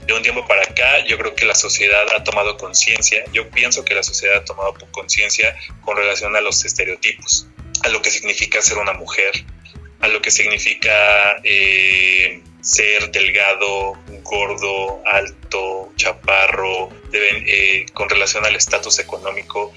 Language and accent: Spanish; Mexico; nosotros como mexicanos